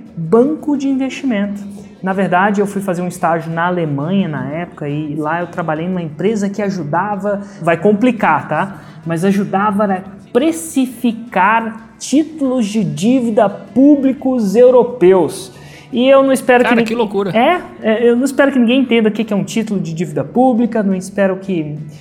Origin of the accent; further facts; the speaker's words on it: Brasília, Federal District, Brazil; moved away as an adult; also born or lived in São Carlos, São Paulo / Germany; nasci em Brasília, né? Fiz engenharia de computação em São Carlos, são Paulo